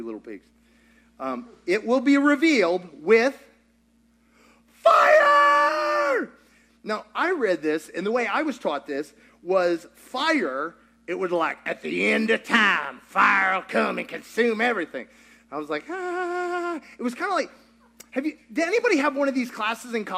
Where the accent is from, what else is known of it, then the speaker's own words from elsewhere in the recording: Kentucky, United States; I grew up in Kentucky.